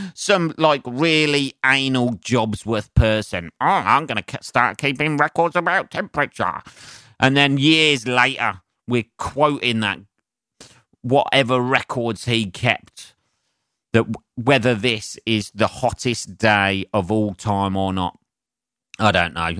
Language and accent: English; England, United Kingdom; as an Englishman